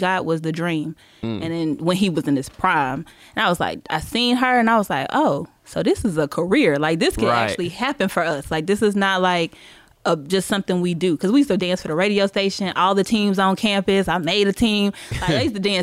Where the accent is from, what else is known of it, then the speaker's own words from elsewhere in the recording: Charlotte, North Carolina, United States; moved away as an adult; also born or lived in Greensboro, North Carolina / Atlanta, Georgia; I'm from Charlotte, but I went to school in Greensboro, and okay. then moved there straight out of college